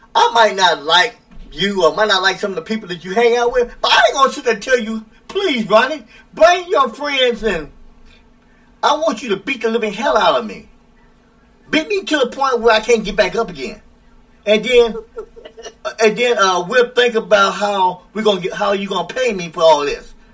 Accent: United States; I don't have a problem being an American in this country

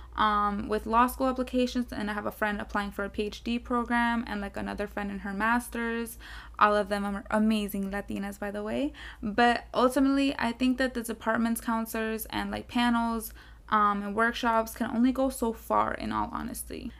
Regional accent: South Florida, United States; moved away as an adult; also born or lived in Pasto, Colombia; now in Tallahassee, United States; I was born in Pasto, Colombia, and then I came to the U S when I was one year old. So, from then, I grew up in South Florida.

